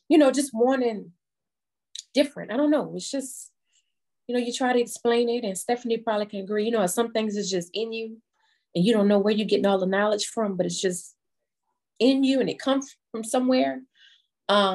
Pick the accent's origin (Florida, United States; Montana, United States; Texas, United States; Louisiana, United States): Louisiana, United States; New Orleans; moved away as an adult; now in Baton Rouge, United States; I am originally from New Orleans, Louisiana, but I have been in Baton Rouge since Katrina.